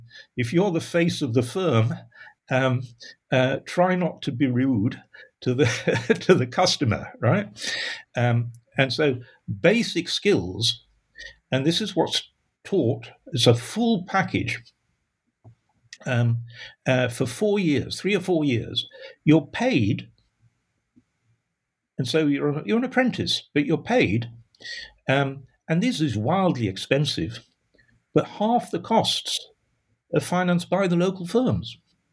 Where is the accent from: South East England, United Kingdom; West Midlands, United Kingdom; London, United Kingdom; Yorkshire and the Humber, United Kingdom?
Yorkshire and the Humber, United Kingdom; Sheffield; all the things that were the hallmark of a Sheffield lad when I grew up in Sheffield, right?